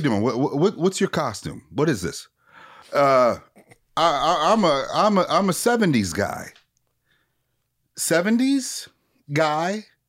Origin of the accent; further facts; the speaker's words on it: Minneapolis, Minnesota, United States; I'm from Minneapolis